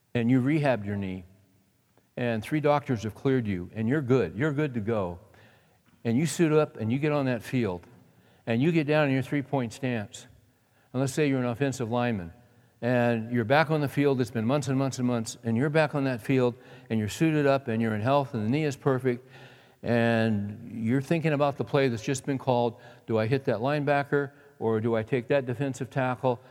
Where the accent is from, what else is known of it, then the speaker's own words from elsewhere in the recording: San Joaquin Valley, California, United States; moved away; I grew up in California, in the San Joaquin Valley